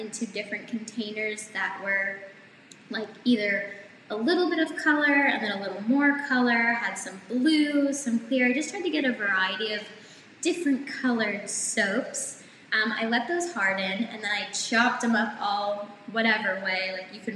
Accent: Somerville, Massachusetts, United States; I'm from just outside Boston, a city called Somerville, so we have a subway.

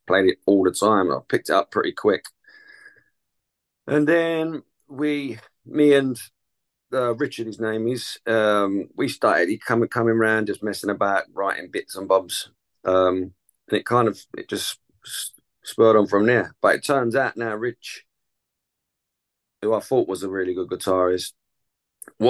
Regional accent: Chingford, London, United Kingdom; also born or lived in Epping; I'm from Chingford. I was born in Epping, but I've spent my whole life living in the same place in Chingford

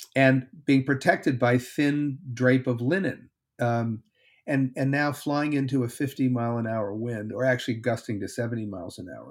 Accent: Connecticut, United States; now in Texas, United States; I'm a Yankee from Connecticut

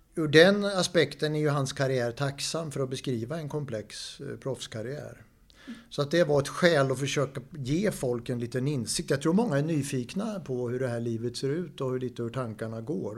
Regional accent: Linköping, Östergötland, Sweden; jag är från Linköping

